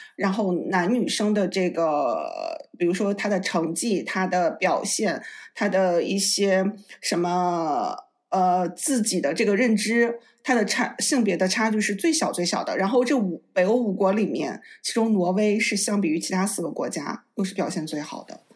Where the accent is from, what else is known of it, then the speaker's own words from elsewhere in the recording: Northeast China, China; moved away as an adult; also born or lived in Sweden / Belgium; now in Oslo, Norway; 虽然我是一个东北人，然后在，在瑞典也生活过，从小生长在东北